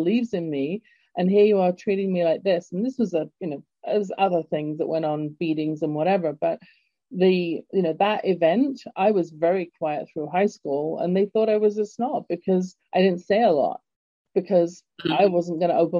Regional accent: England, United Kingdom; moved away; growing up in England

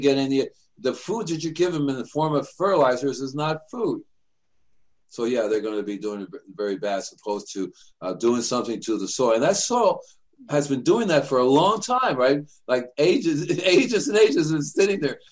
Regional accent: New York City, New York, United States; also born or lived in Puerto Rico / Cuba; I'm from New York City, and they would send me to Puerto Rico or Cuba in the summertime

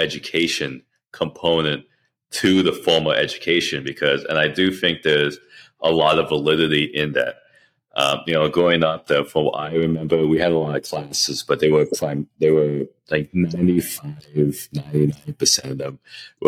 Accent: Canada; now in United States; I grew up in Canada

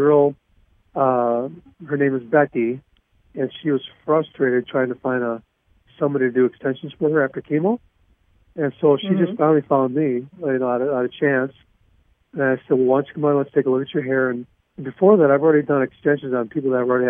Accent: St. Paul, Minnesota, United States; I grew up in St. Paul, Minnesota

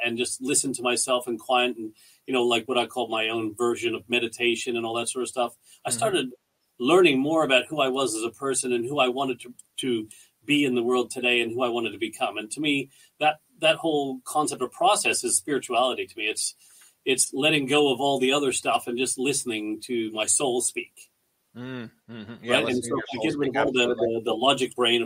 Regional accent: Canada; moved away as an adult; now in Australia; We're Canadian people. We're really proud Canadians

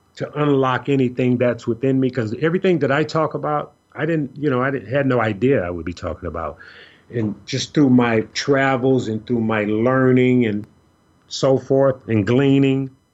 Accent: Chicago, Illinois, United States; a young lady I grew up with in Chicago

